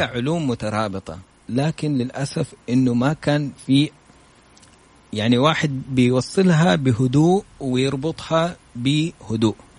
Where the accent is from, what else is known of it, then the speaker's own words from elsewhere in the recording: Saudi Arabia; انا من السعوديه